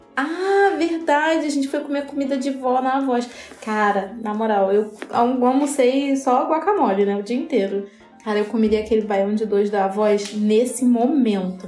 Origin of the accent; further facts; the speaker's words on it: Rio de Janeiro, Brazil; A gente é carioca